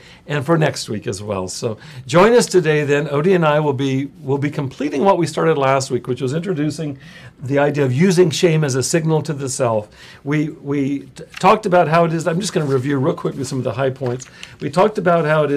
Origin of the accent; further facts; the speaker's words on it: Visalia, California, United States; now in Los Angeles, United States; I grew up in Central California. I lived in Visalia.